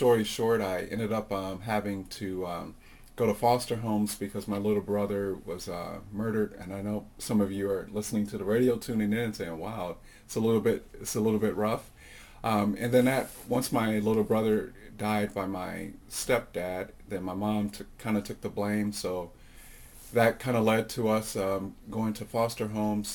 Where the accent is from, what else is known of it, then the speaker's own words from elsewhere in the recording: Chicago, Illinois, United States; now in Thule, Greenland; I come from Chicago. I told you that great place in Illinois, the land of Lincoln